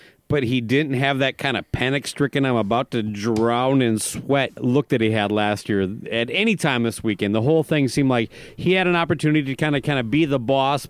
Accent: Minnesota, United States; I was from Minnesota.

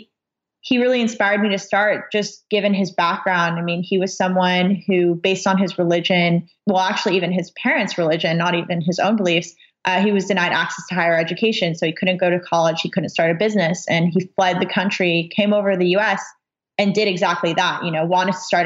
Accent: Los Angeles, California, United States; born and raised in Los Angeles

